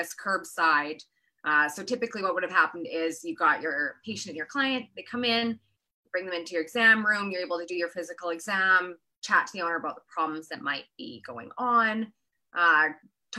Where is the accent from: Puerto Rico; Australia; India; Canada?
Canada; Kelowna, British Columbia; moved away as an adult; also born or lived in Edinburgh, Scotland / California; I'm originally from Kelowna